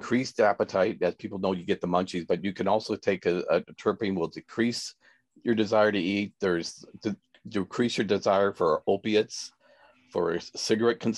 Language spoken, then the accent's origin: English; California, United States; I'm from California, but my parents were farmers